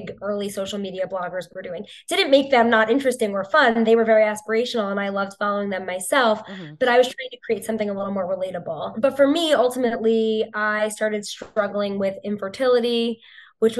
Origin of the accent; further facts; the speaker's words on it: New York, United States; born and raised in New York